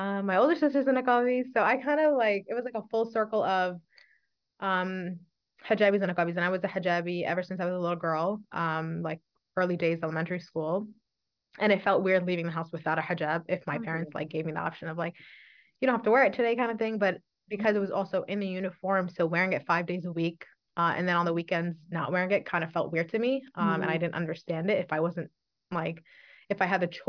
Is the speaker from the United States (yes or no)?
yes; New York City, New York, United States; I am an ENL teacher born and raised in Brooklyn, New York